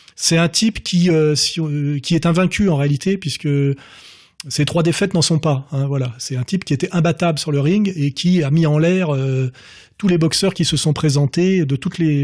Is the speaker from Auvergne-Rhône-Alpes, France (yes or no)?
no; Meudon, Île-de-France, France; quand j'étais gamin J'étais à Meudon-la-Forêt, là, euh, donc euh, dans une cité euh, dortoir ouvrière